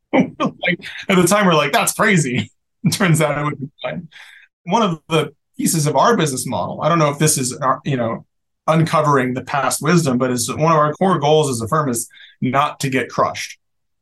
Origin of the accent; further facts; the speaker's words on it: San Francisco Bay Area, California, United States; moved away as an adult; now in Rhode Island, United States; I grew up in the Bay Area